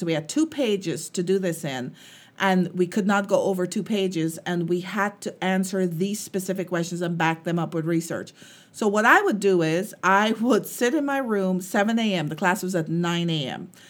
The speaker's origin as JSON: {"language": "English", "country": "Guyana", "tie": "born or raised there", "moved": "yes", "said": "when I was growing up and, um, we lived in Guyana. I'm, I'm from Guyana"}